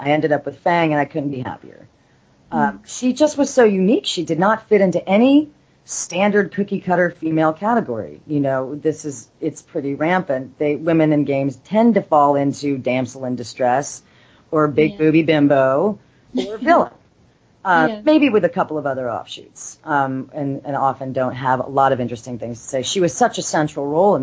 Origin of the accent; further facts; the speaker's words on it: Los Angeles, California, United States; I'm actually born and raised in Los Angeles